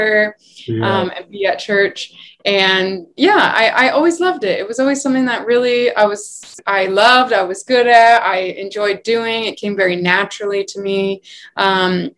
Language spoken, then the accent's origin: English; Rhode Island, United States; now in New York City, United States; I am originally from Rhode Island, but I live in New York City now